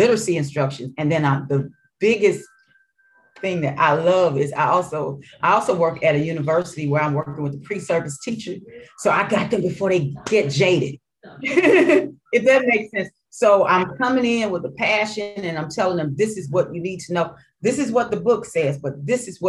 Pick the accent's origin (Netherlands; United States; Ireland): United States; St. Louis, Missouri; born or raised there; accent: Mississippi accent mixed in with Arkansas and my hood accent